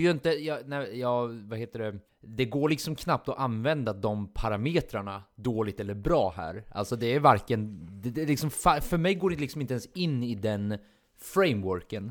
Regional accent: Sweden; vi är svenskar

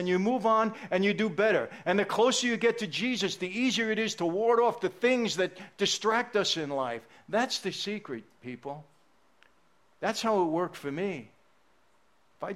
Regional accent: New York City, New York, United States; also born or lived in Long Island; when I was a kid growing up in Brooklyn, Long Island

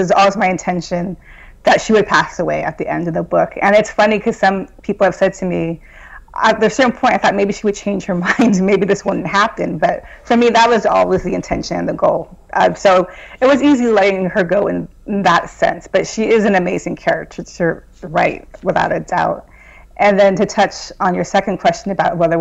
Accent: Southern California, United States; moved away as an adult; also born or lived in Boston; I'm originally from Southern California, so it was a big move for me to go from Southern California to Boston

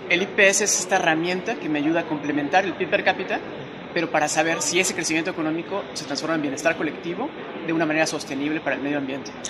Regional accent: Costa Rica; como costarricenses

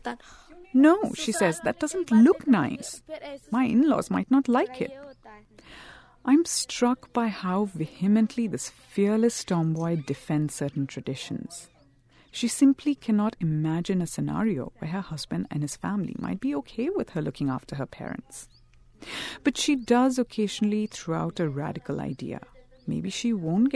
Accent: India; I grew up in India, in an urban middle-class family.

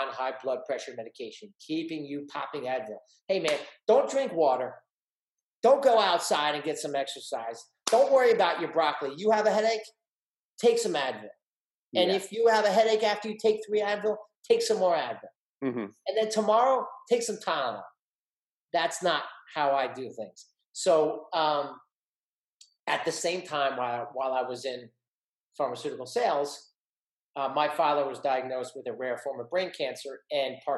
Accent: East Brunswick, New Jersey, United States; average kid growing up in East Brunswick, New Jersey

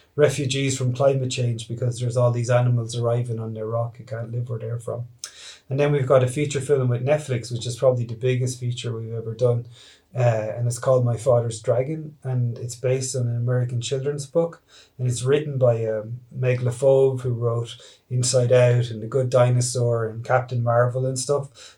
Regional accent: Ireland; we're Irish filmmakers making an Irish film representing Irish themes

